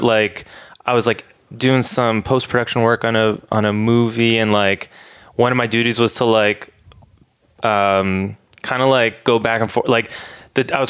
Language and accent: English; Boston, Massachusetts, United States; moved away as an adult; also born or lived in Dedham, Massachusetts / New York; now in Los Angeles, United States; I was born and raised, I grew up in Boston, Massachusetts, and then in a town called Dedham